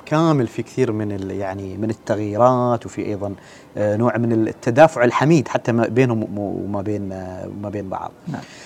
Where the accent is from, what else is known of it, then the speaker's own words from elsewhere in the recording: Oman; كلنا كعمانيين